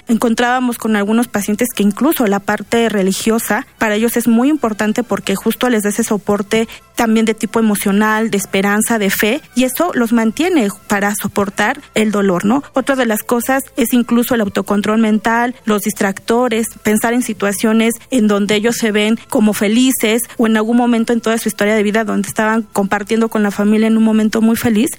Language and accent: Spanish; Mexico; los mexicanos